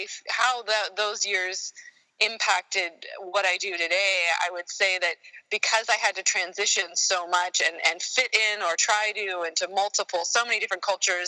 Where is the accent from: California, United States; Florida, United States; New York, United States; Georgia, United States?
California, United States; Sacramento; also born or lived in San Diego, California / Germany; I was born in Sacramento, and so I'm a California native, and lived my first formative, I guess, 12 years there